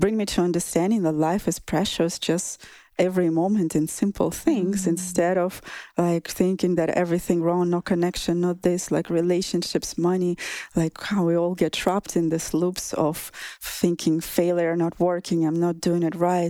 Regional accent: southern Russia, Russia; moved away; In my hometown in Russia, southern Russia

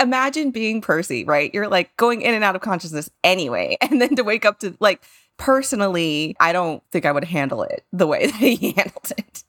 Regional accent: San Antonio, Texas, United States; growing up in San Antonio was a different experience

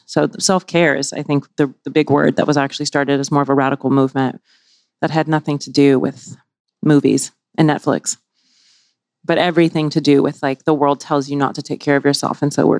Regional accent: the South, United States; And like growing up in the South, right? Small town, et cetera.

